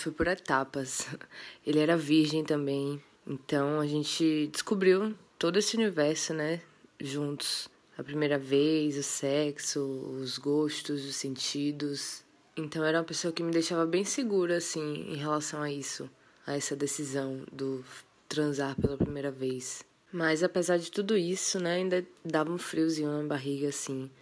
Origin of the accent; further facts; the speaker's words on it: interior of Bahia, Brazil; also born or lived in Salvador, Bahia; sou de Salvador, Bahia, mas cresci no interior. Passei boa parte da minha vida lá, inclusive minha adolescência